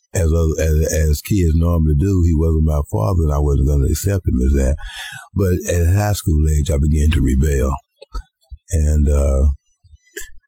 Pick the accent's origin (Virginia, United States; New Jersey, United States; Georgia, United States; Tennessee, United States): Georgia, United States; Atlanta; I was born in Atlanta, Georgia.